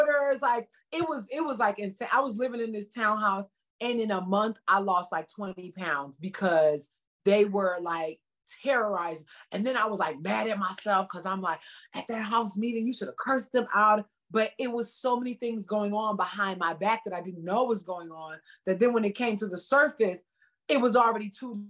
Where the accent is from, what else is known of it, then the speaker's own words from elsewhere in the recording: Philadelphia, Pennsylvania, United States; moved away; also born or lived in San Francisco; I'm from North Philly, I'm from the hood